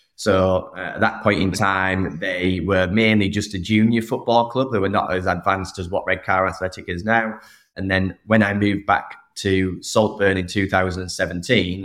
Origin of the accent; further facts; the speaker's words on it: Saltburn, North East England, United Kingdom; moved away as an adult; also born or lived in United States; I grew up in the northeast of England, a small town called Saltburn